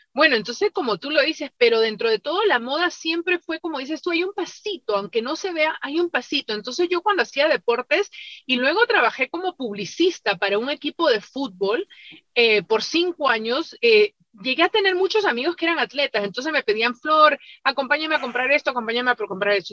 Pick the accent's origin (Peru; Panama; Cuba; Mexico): Peru; now in United States; yo soy peruana